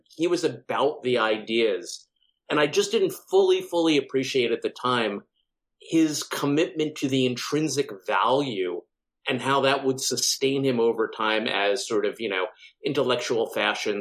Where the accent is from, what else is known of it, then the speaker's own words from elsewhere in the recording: Long Island, New York, United States; I grew up on Long Island in, you know, a fairly affluent kind of suburban community